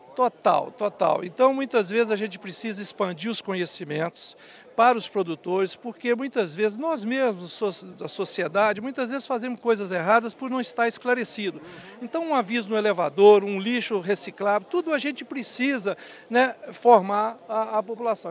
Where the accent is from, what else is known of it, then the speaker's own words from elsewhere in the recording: Viçosa, Minas Gerais, Brazil; Eu nasci em Viçosa, Minas Gerais